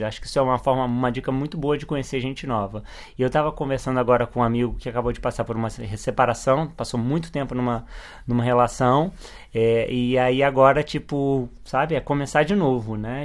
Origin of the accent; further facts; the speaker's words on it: Rio de Janeiro, Brazil; moved away as an adult; a gente se mudou do Rio de Janeiro